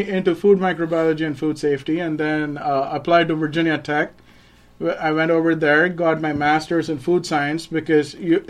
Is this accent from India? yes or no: yes; Chennai, Tamil Nadu, India; moved away as an adult; also born or lived in Kolkata, India; now in Griffin, United States; So I was born in Calcutta, and then I grew up in the southern city of India. It's called Madras or Chennai now. It's one of the four big metropolitan